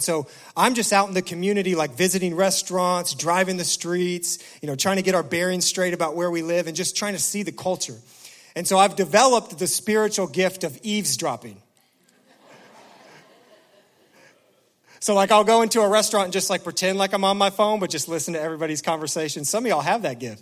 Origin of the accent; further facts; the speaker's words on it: Indianapolis, Indiana, United States; moved away as an adult; also born or lived in Noblesville, Indiana; now in Detroit, United States; my wife and I were born and raised in Indianapolis. I mean, this is our hometown.